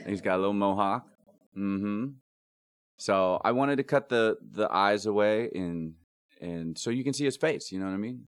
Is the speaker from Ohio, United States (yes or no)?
yes; Ohio, United States; I grew up in Ohio